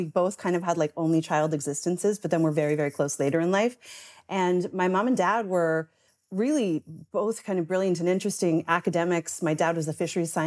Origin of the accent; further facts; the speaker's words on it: St. John's, Newfoundland and Labrador, Canada; moved away; I grew up in St. John's, which is the quote unquote big city